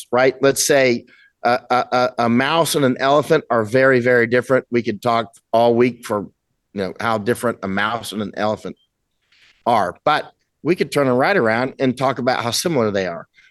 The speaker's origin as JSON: {"language": "English", "country": "United States", "said": "I'm American."}